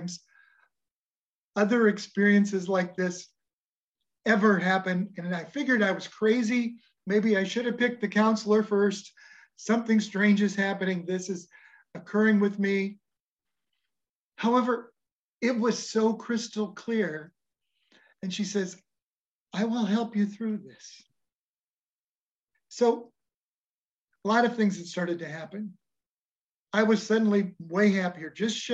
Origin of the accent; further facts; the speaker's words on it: Nebraska, United States; we're from Nebraska.